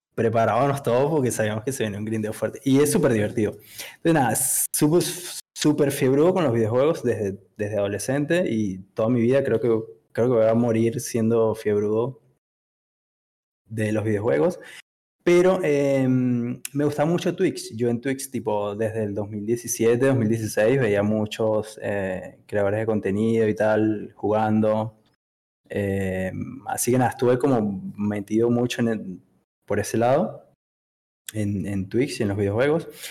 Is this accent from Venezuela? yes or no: yes; Venezuela; moved away as an adult; now in Buenos Aires, Argentina; soy de venezolano. Eh, me vine a Buenos Aires hace como cinco años aproximadamente